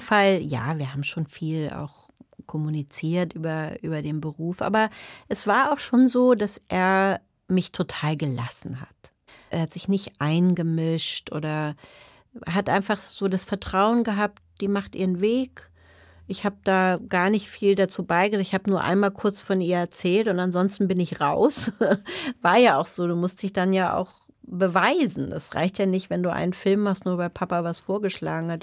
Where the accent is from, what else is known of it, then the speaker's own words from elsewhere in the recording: Germany; first language German and English; also born or lived in England; ich bin ja zweisprachig aufgewachsen